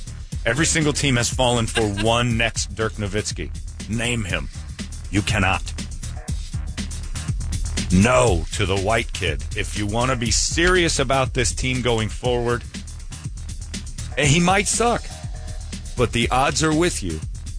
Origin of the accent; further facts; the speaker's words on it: Phoenix, Arizona, United States; I was a Suns fan growing up. I grew up in Phoenix.